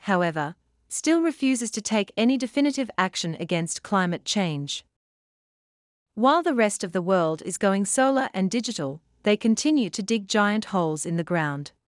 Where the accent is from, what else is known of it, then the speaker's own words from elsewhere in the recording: Canada; I am Canadian